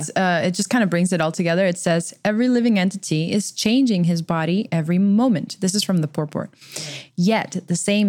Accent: Texas, United States; both from Texas

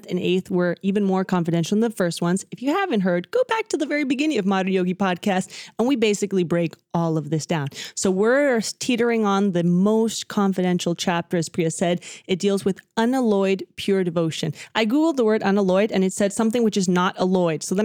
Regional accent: Dallas, Texas, United States; first language Spanish; I was born in Dallas, Texas, even though my parents are both from Argentina.

